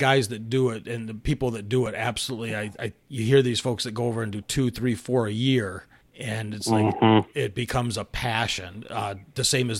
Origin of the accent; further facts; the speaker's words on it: United States; as a kid growing up in the States